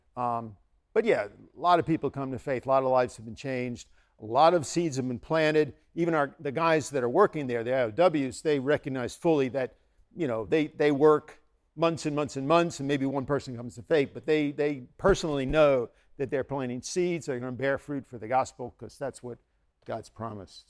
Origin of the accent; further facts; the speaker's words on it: United States; also born or lived in Bangladesh; I'm an American.